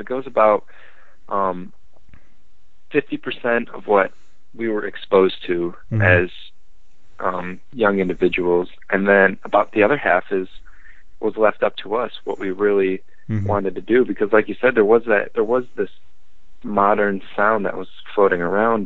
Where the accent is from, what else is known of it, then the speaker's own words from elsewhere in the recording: Frankenmuth, Michigan, United States; we're from Frankenmuth, Michigan.